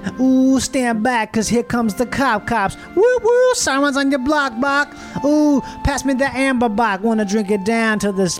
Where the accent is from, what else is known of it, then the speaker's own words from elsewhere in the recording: Melbourne, Victoria, Australia; Oh, I'm from Melbourne. Hi.